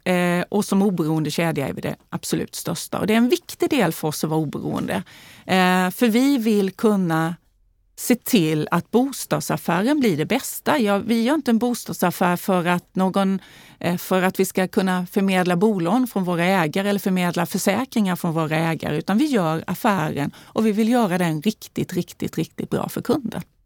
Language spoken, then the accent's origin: Swedish; Värnamo, Jönköping County, Sweden; accent: Småland dialect; now in Stockholm, Sweden; Jag är ju född och uppvuxen i Småland, i Värnamo